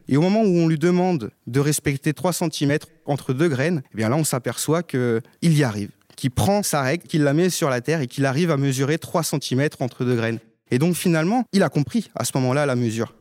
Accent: Haute-Marne, Grand Est, France; now in Pantin, France; je viens de la Haute-Marne

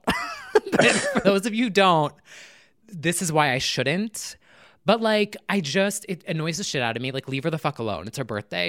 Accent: New Jersey, United States; born and raised in New Jersey

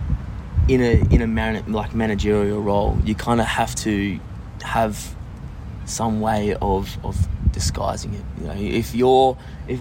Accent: Sydney, New South Wales, Australia; moved away as an adult; now in Perth, Australia; growing up in Sydney

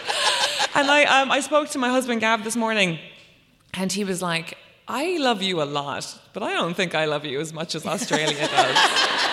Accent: Ireland; I was a teenager growing up in Ireland in 2002

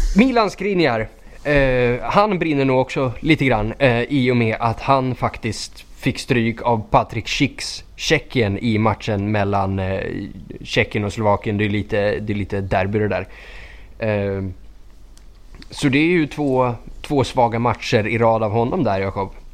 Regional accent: Skogås, Stockholm County, Sweden; jag är från Skogås

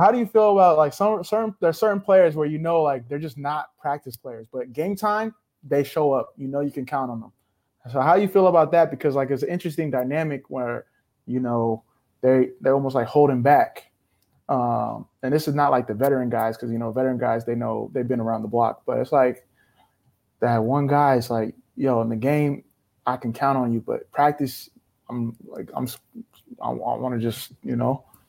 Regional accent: Sacramento, California, United States; I'm from Sac.

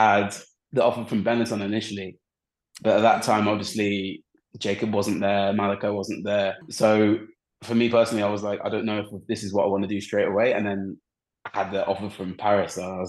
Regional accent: England, United Kingdom; especially growing up in England, you're very comfortable, like around the language, around everything, like you're fine.

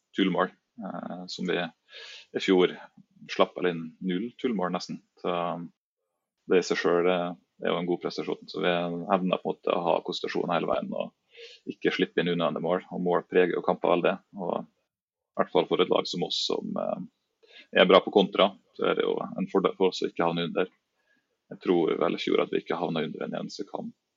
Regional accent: Træff, Møre og Romsdal, Norway; moved away as an adult; also born or lived in Trondheim; jeg er jo født og oppvokst i Treffland

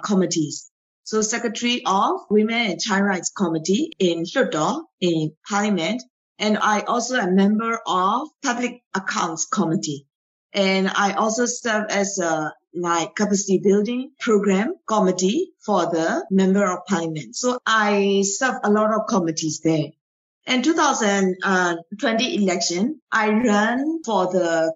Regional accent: Myanmar; I raised in Myanmar. I grew up in Myanmar

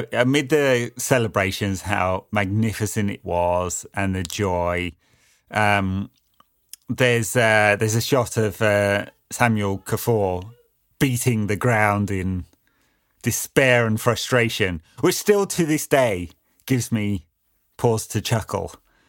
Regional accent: Wuhan, Hubei, China; especially considering I'm from Wuhan.

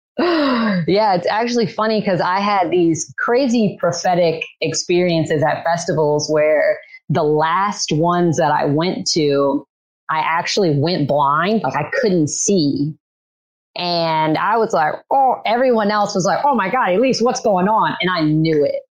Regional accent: Louisiana, United States; I grew up in Louisiana, have been in the same city, town since I was born

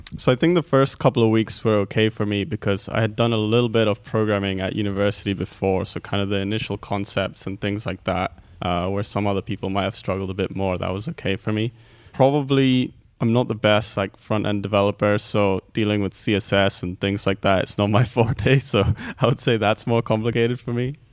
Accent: Netherlands; also born or lived in Greece; now in United Kingdom; I'm from Greece, grew up in Holland, and then came to the UK

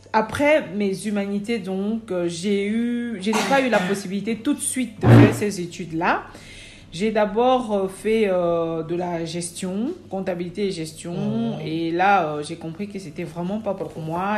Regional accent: Cameroon; now in Belgium; Je viens du Cameroun. je suis en Belgique depuis 2000, décembre 2000.

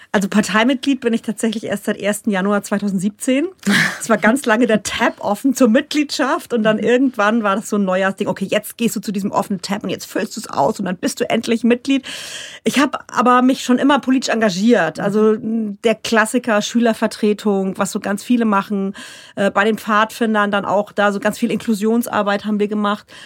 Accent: Rhineland-Palatinate, Germany; accent: Pfälzisch; first language Palatine German; now in Bavaria, Germany; bei uns daheim, ich komme aus der Palz

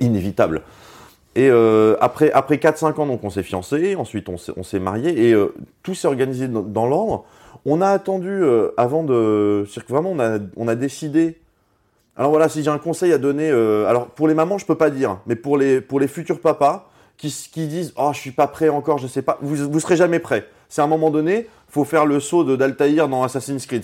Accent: Strasbourg, Grand Est, France; on vient tous les deux de Strasbourg. On, était, on était dans la même, on était dans la même classe, dans la, maternelle.

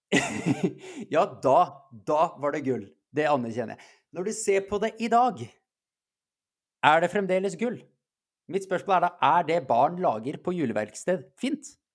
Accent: Iceland; Jeg er islandsk

